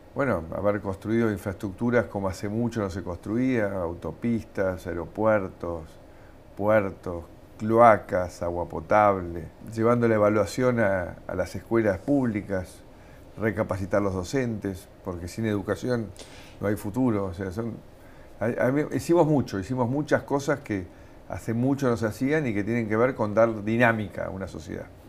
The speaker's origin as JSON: {"language": "Spanish", "country": "Argentina", "also_born_or_lived": "United States", "said": "yo soy un, argentino eh, que sigue amando su país"}